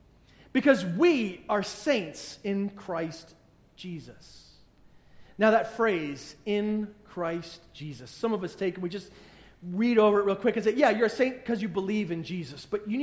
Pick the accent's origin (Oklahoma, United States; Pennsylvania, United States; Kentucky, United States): Pennsylvania, United States; Pittsburgh; And, you know, eventually you get to, I'm from Pittsburgh, right? I mean, that's just, there's no other way around that. So you describe yourself, I'm from Pittsburgh.